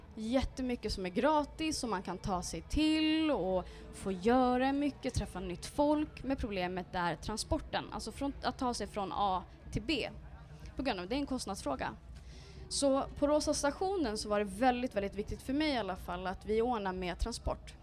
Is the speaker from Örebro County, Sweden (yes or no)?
yes; Örebro, Örebro County, Sweden; moved away as an adult; also born or lived in Karlstad / Dubai; now in Stockholm, Sweden; Jag kommer från en förort som heter Vivalla som är ett väldigt utsatt område, socioekonomiskt utsatt område.